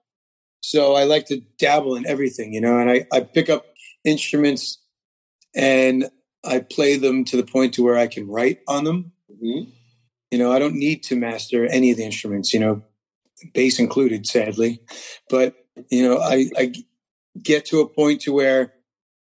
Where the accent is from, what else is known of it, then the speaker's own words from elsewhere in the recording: New Jersey, United States; New Jersey. Born and raised.